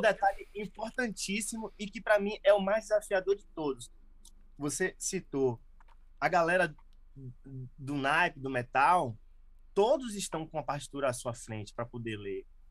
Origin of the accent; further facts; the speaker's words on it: Salvador, Bahia, Brazil; moved away as an adult; eu nasci em Salvador, morei em Salvador, e fui morar no interior, lá no Recôncavo da Bahia